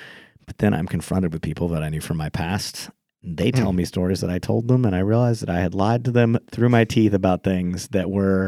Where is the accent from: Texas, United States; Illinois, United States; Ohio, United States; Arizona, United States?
Texas, United States; I'm from Texas.